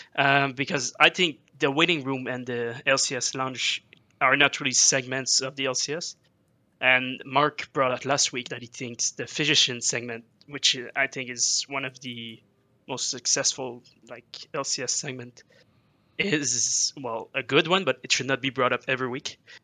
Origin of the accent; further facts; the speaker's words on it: Quebec, Canada; I'm from Quebec